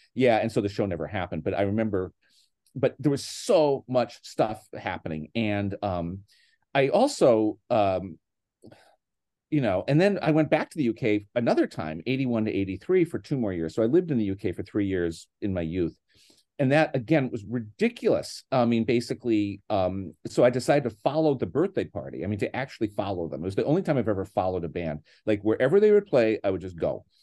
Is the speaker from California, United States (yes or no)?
no; Scranton, Pennsylvania, United States; born or raised there; moved away; also born or lived in Boston